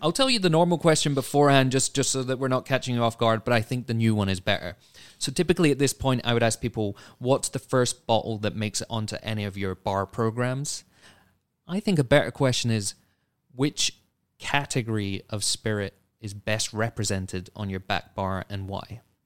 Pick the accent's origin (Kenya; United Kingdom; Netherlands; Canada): United Kingdom; as a Brit